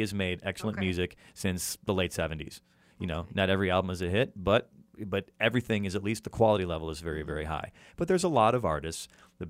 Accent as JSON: {"language": "English", "area": "outside of Chicago", "region": "Illinois", "country": "United States", "tie": "born or raised there", "said": "I grew up outside of Chicago."}